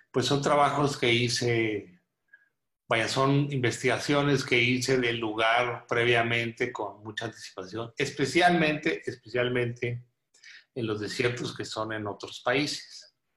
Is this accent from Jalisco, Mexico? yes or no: no; Monclova, Coahuila, Mexico; also born or lived in Monterrey, Nuevo León / Mexico City; Yo nací en Monclova y he vivido en Coahuila y Monterrey por muchos años